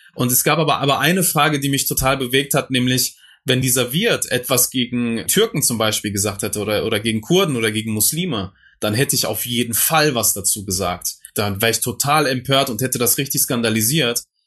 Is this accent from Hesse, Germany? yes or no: no; Duisburg, North Rhine-Westphalia, Germany; der Duisburger Norden, wo ich aufgewachsen bin, im Dichterviertel